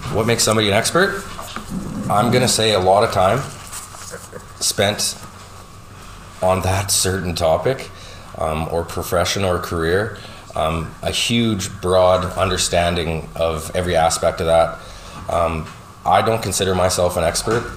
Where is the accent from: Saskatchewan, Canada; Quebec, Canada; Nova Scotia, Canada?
Saskatchewan, Canada; North Battleford; now in Lloydminster, Canada; I grew up in North Battleford, Saskatchewan